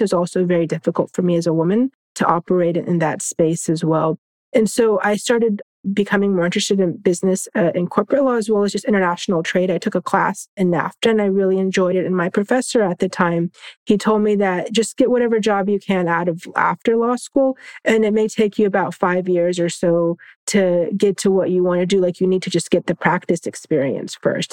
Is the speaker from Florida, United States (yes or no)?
yes; Orlando, Florida, United States; growing up in Florida